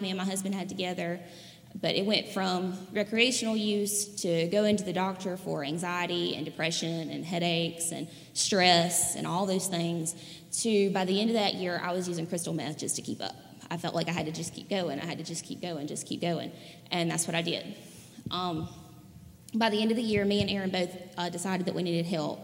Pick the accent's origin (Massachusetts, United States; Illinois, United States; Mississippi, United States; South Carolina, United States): Mississippi, United States; Raleigh; I'm from Raleigh, Mississippi